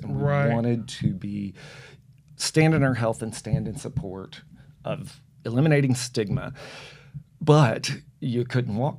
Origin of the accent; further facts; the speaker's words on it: Memphis, Tennessee, United States; moved away as an adult; also born or lived in Las Vegas / San Francisco; now in Jackson, United States; I am a native of Tennessee